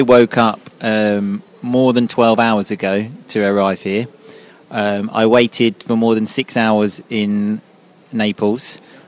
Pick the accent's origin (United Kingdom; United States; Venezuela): United Kingdom; England; we are English hooligans